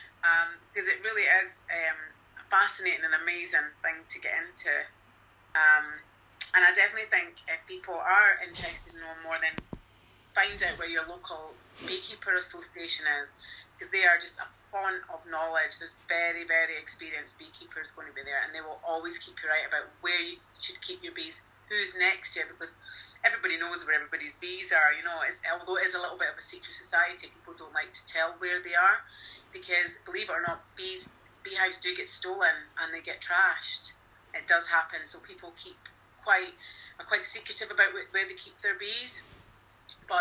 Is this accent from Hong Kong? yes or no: no; Scotland, United Kingdom; we're Scottish.